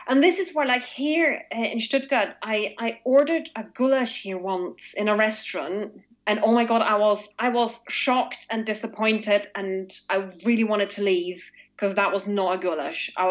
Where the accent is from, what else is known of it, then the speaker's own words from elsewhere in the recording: Austria; accent: Austrian; I love it when when like Germans try and imitate my Austrian accent.